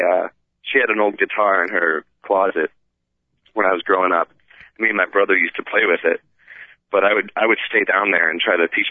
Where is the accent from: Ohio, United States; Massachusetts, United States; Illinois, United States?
Illinois, United States; Wheaton; Everybody's really nice. It's really, really, really nice. Mm-hmm. And it is kind of, it is very, very conservative environment.